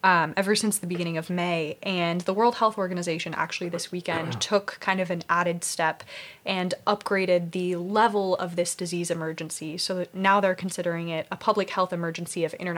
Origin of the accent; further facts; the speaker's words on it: United States; as an American